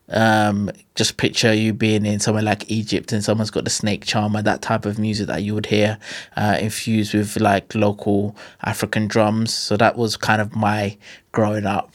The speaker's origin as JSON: {"language": "English", "region": "London", "country": "United Kingdom", "tie": "born or raised there", "also_born_or_lived": "Stockwell", "said": "I grew up in, uh, Brixton"}